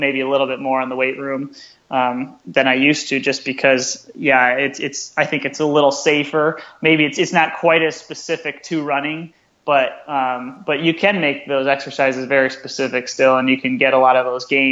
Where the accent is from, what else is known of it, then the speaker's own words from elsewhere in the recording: Grand Rapids, Michigan, United States; right here in my hometown